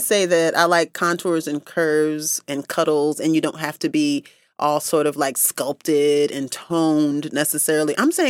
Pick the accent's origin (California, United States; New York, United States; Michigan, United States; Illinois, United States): New York, United States; Central; now in Tennessee, United States; I grew up in Central New York, which is known as the Ice Belt.